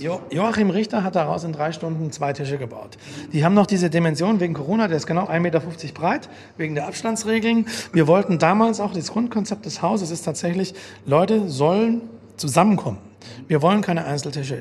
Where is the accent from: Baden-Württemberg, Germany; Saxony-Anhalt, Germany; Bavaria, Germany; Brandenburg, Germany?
Baden-Württemberg, Germany; Langenargen; moved away; also born or lived in Stuttgart; Ich bin in Stuttgart geboren, dann direkt am Bodensee groß geworden. Und äh, kleines Touristenort, Langenargen am Bodensee